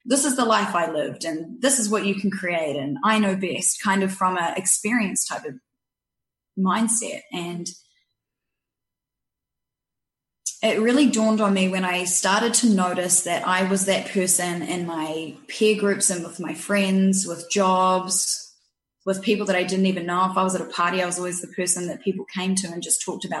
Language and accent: English; New Zealand; accent: New Zealand; also born or lived in Canada; now in Victoria, Canada; I was born here, 3 years old, moved to New Zealand, grew up there